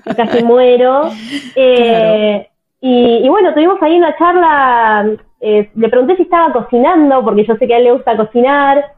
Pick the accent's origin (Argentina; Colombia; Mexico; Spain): Argentina; Tierra del Fuego; yo nací en Tierra del Fuego, que es una provincia de Argentina que está totalmente al sur del país